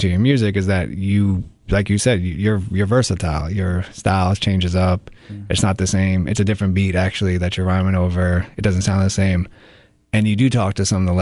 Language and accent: English; New York, United States; As a New Yorker